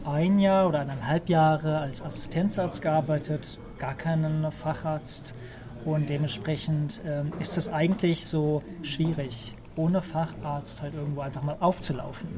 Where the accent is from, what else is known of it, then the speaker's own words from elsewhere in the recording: Germany; moved away as an adult; also born or lived in Trollhättan, Sweden; now in Sweden; als Deutscher